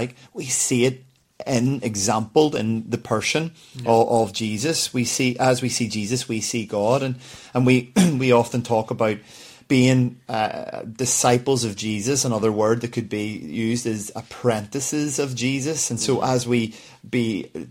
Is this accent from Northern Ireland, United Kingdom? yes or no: yes; Belfast, Northern Ireland, United Kingdom; growing up in Belfast